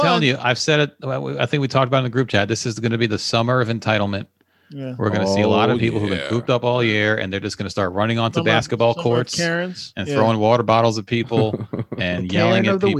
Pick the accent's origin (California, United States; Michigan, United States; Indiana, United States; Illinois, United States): California, United States; Oakland; Oh, really? I'm from Oakland.